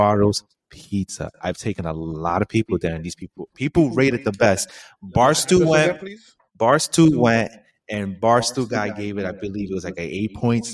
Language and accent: English; Easton, Pennsylvania, United States; Easton, to all my Estonians, I love you. That's my hometown